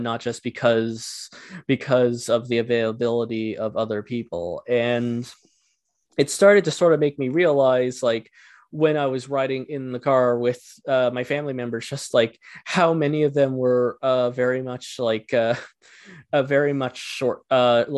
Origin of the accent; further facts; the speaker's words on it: rural Ontario, Canada; also born or lived in Ottawa; I grew up in rural Ontario